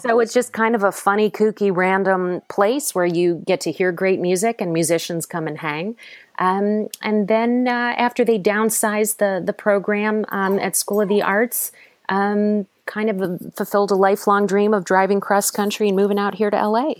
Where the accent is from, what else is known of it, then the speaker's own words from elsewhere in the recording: Cleveland, Ohio, United States; moved away as an adult; also born or lived in New York; I'm from Cleveland, um, Ohio originally.